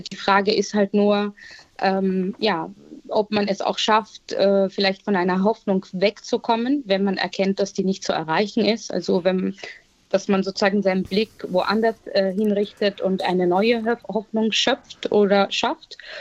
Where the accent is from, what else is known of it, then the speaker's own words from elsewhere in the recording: Vienna, Austria; ich bin in Wien geboren, als Kind äh, ägyptischer Eltern und habe leider schon in sehr jungen Jahren viel Rassismus und Diskriminierung erlebt, vor allem auch in der Schulzeit